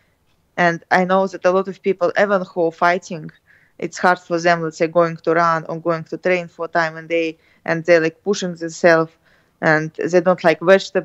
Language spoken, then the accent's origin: English; Russia; English is a second language; We're from Russia